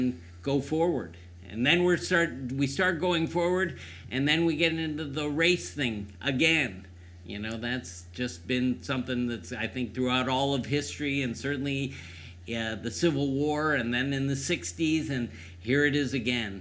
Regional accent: Cleveland, Ohio, United States; moved away as an adult; also born or lived in San Diego; I grew up in Cleveland.

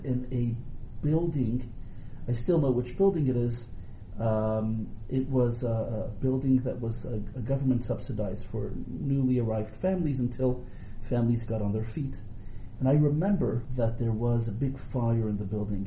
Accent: Montreal, Quebec, Canada; moved away as an adult; also born or lived in Rabat, Morocco; now in Toronto, Canada; We came to Montreal. We were all very young. We grew up in Montreal

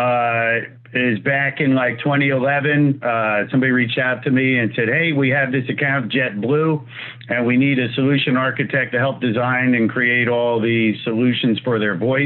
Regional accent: New Jersey, United States; accent: New York; I'm actually from Jersey

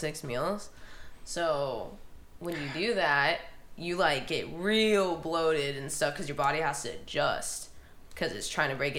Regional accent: Omaha, Nebraska, United States; I'm from Omaha, Nebraska.

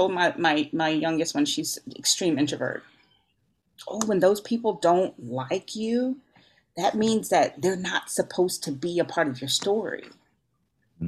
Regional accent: Louisiana, United States; I'm from Louisiana. We like to cook.

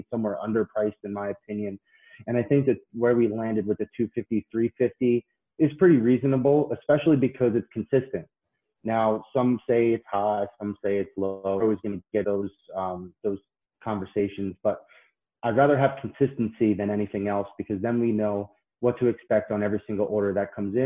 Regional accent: Patchogue, New York, United States; moved away as an adult; now in Florida, United States; I grew up in Patchogue, Long Island.

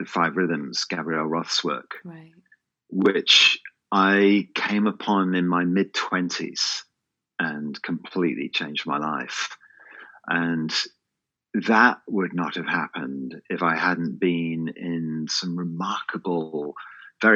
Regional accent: England, United Kingdom; growing up in England

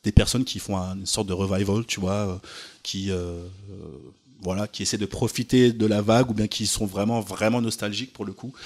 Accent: France; je suis pas américain du coup, euh, je suis français

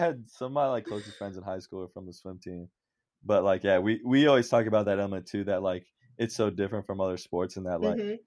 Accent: Orlando, Florida, United States; moved away as an adult; also born or lived in New Orleans, Louisiana; now in Cincinnati, United States; I was born in New Orleans. And then I grew up in Orlando, Florida

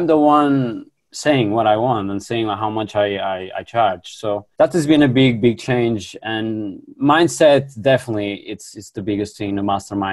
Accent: Porto, Norte, Portugal; I'm from Portugal. Yeah, in the north, in the second city, Porto

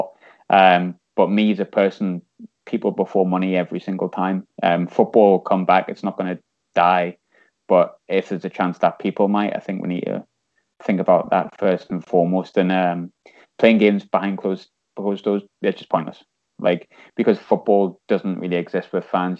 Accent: North East, North East England, United Kingdom; I am from the North East

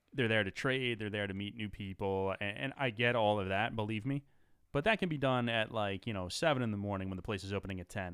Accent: United States; We're from the New York, New Jersey area

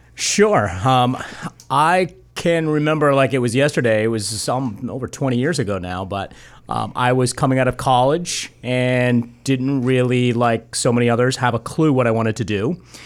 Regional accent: just outside of Boston, Massachusetts, United States; also born or lived in San Bernardino, California; I've grown up there just outside of Boston and, uh, spent most of my life there.

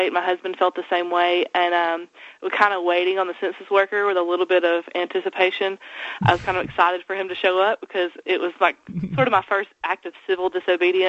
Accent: the South, United States; I'm from the South, so I was raised polite

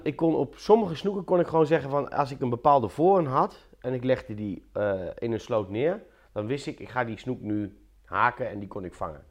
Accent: Apeldoorn, Gelderland, Netherlands; In Apeldoorn. Ehm, en daar heb ik eigenlijk al eh, mijn hele leven gewoond.

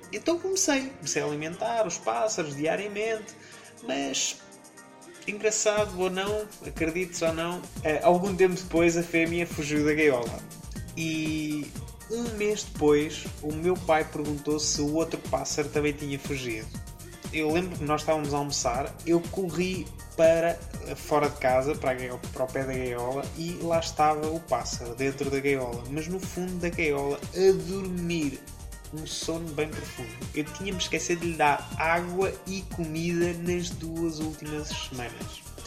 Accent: Leiria, Centro, Portugal; Eu nasci em Leiria, uma cidade no centro-oeste de Portugal, a 2 de janeiro de 1987

